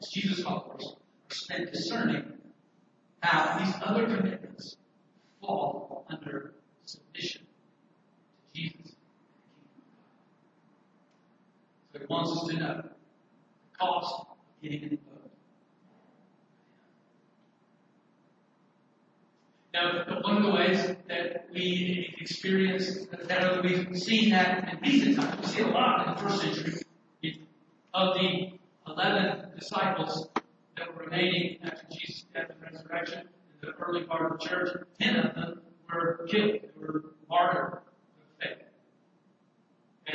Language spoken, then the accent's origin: English; Alabama, United States; my home state, Alabama